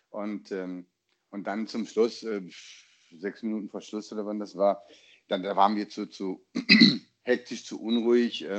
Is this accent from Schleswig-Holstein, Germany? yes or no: no; Dortmund, North Rhine-Westphalia, Germany; bei uns in Dortmund gab es ja auch am Samstagnachmittag Regen.